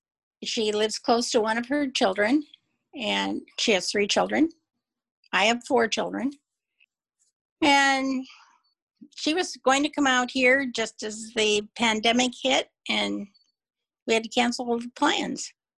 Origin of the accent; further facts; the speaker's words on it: Albion, Michigan, United States; now in Seattle, United States; I grew up in Albion, Michigan.